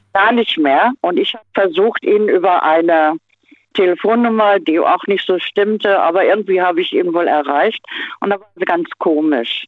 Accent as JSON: {"language": "German", "town": "Hanover", "region": "Lower Saxony", "country": "Germany", "tie": "born or raised there", "said": "bin dann nach Hannover, also ja, meine Heimat wieder gezogen"}